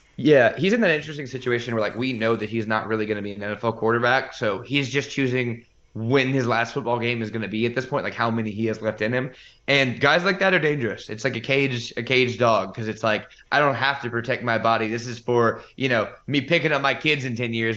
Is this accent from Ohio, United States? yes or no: no; Alabama, United States; also born or lived in Louisiana; I moved from Alabama or from Louisiana to Alabama, went to high school in Alabama